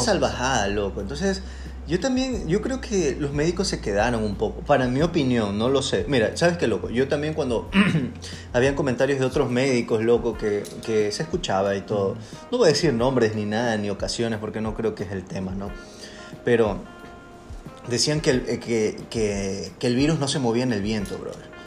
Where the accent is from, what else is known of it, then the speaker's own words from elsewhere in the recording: Ecuador; a nosotros como ecuatorianos